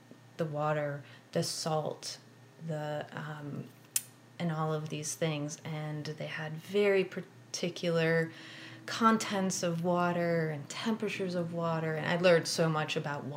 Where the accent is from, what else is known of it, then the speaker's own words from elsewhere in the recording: Wisconsin, United States; moved away; also born or lived in West Coast / East Coast; I grew up in Wisconsin